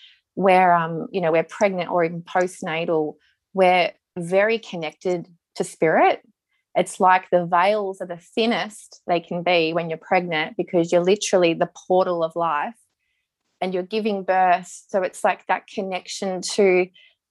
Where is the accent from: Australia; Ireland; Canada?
Australia; Melbourne, Victoria; We grew up in Melbourne.